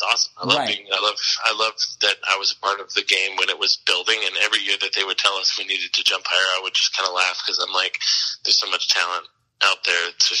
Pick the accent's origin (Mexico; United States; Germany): United States; San Diego, California; moved away as an adult; also born or lived in Bloomington, Indiana; now in Iowa, United States; I'm from San Diego.